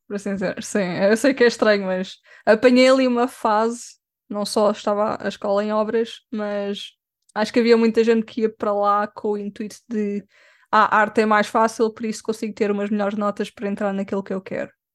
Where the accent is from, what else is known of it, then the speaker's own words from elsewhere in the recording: Lisbon, Portugal; Sou de Lisboa.